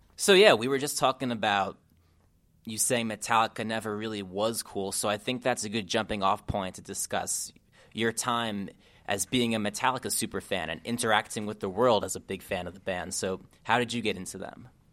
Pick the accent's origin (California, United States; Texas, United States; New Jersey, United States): New Jersey, United States; I was an emo and pop punk kid growing up in New Jersey